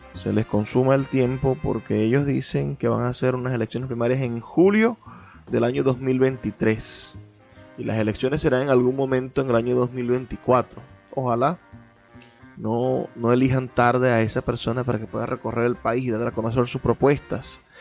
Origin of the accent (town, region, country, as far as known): Venezuela